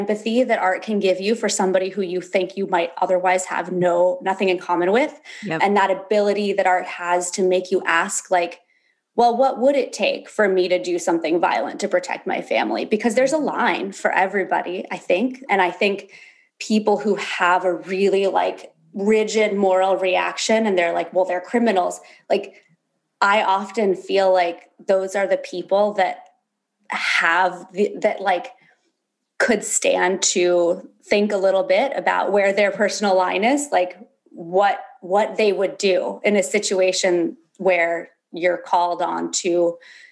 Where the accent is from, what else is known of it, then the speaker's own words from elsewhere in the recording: Berkeley, California, United States; also born or lived in Alaska; So I was born in Berkeley, California. I spent a lot of my teenage years going back and forth between California and Alaska, where my dad moved when I was like 11.